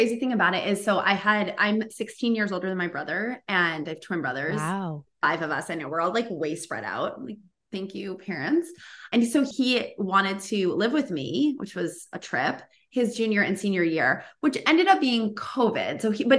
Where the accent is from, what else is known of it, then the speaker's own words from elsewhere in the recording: Boston, Massachusetts, United States; So I grew up in Boston and we had Market Basket.